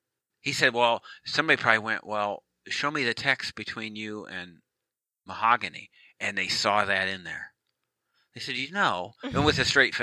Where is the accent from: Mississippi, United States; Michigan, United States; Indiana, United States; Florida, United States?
Michigan, United States; now in Virginia Beach, United States; Now, I'm from Michigan. I'm a Michigan guy.